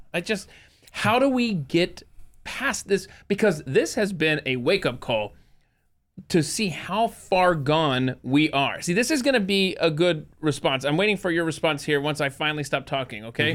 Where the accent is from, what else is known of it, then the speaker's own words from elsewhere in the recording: United States; being born and raised in the United States